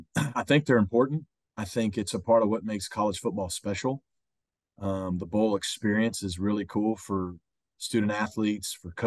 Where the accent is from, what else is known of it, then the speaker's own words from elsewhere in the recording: Arkansas, United States; moved away; You know, I grew up in Arkansas.